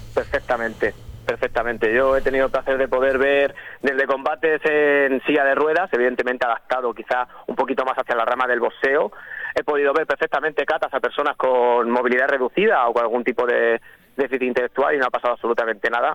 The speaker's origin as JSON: {"language": "Spanish", "town": "Torrevieja", "region": "Valencian Community", "country": "Spain", "tie": "born or raised there", "also_born_or_lived": "San Miguel de Salinas", "said": "en Torrevieja, que es de donde soy, donde he crecido"}